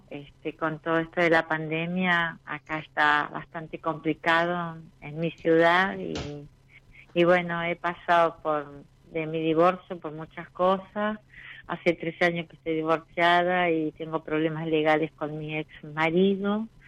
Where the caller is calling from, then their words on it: Paraná, Entre Ríos, Argentina; De Paraná, Entre Ríos.